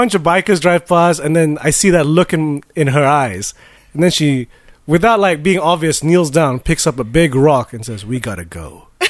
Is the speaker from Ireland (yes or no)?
no; London, United Kingdom; growing up in London